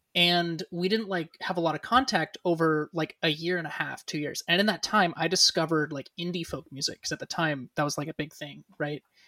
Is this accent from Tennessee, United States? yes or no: no; Newcastle, California, United States; born and raised in Northern California, um, what we would kind of consider the greater Sacramento area. Although I was I was born and raised uh, further north than that, a small town called Newcastle, California